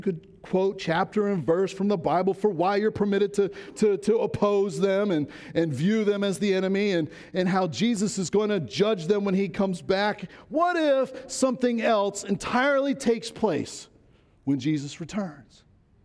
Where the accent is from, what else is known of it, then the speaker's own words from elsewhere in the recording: Baltimore County, Maryland, United States; moved away; I grew up in Baltimore County